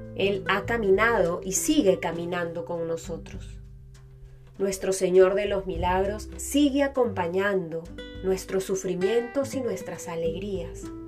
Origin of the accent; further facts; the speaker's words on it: Peru; esta devoción que es parte de nuestra identidad como peruanos